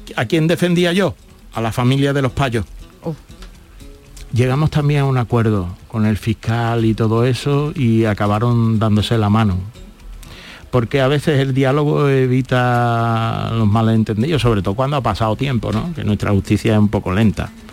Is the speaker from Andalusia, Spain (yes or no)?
yes; Andalusia, Spain; Andalucía sigue siendo una tierra solidaria